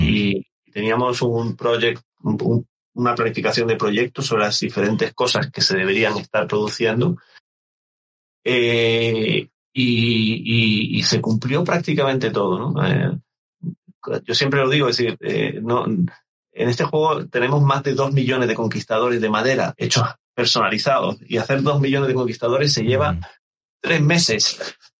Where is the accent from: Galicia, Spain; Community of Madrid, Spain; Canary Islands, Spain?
Canary Islands, Spain; yo soy canario